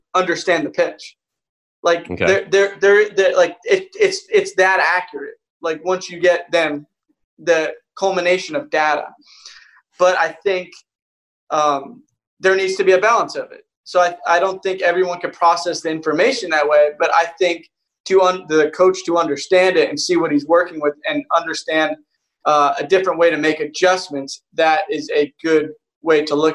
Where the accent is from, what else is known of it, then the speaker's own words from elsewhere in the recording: New York, United States; growing up in New York